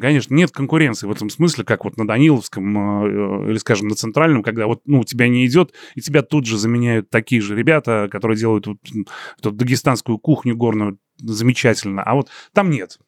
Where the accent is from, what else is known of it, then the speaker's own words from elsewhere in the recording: Riga, Latvia; moved away as an adult; now in Moscow, Russia; я журналист из Риги, который сейчас работает в Москве на телевидении, на радио